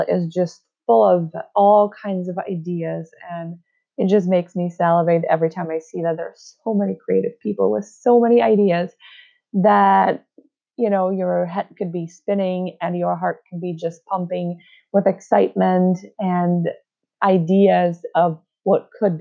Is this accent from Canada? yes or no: no; Czechia; moved away as an adult; now in United States; I moved from my home country of the Czech Republic to the United States